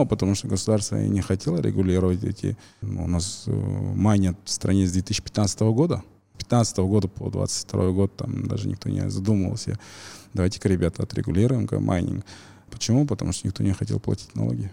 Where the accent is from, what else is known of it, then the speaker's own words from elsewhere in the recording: Kazakhstan; мы, казахи